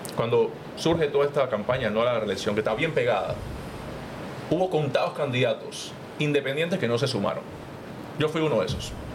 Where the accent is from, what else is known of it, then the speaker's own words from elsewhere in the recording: Panama City, Panama; yo vengo de Juan Díaz